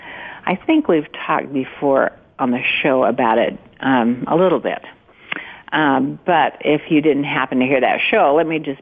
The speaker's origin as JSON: {"language": "English", "town": "Montpelier", "region": "Idaho", "country": "United States", "tie": "born or raised there", "moved": "yes", "said": "I grew up in Montpelier, Idaho, down in southeastern Idaho, and actually I had an idyllic childhood"}